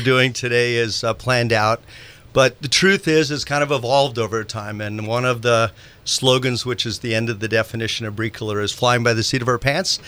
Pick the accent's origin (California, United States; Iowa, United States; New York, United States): California, United States; Marin County; also born or lived in Santa Rosa, California / Silicon Valley; I'm a uh, Santa Rosa born boy uh, here at Memorial Hospital. I grew up in Marin County